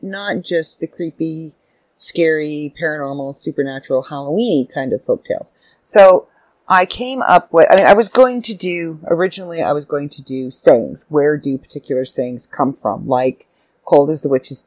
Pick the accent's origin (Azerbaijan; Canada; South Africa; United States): Canada; I'm Canadian